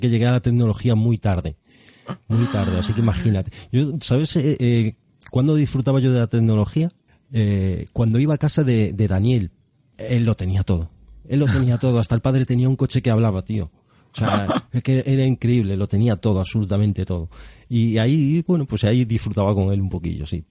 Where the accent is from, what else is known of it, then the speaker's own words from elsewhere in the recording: Arteixo, Galicia, Spain; soy gallego, seguro que se nota. Eh, natural de Arteixo